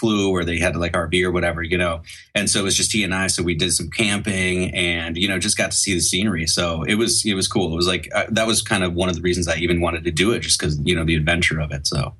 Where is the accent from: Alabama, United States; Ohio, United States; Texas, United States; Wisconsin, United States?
Wisconsin, United States; now in Oregon, United States; I grew up in Wisconsin, so like I had some brutal winters there too.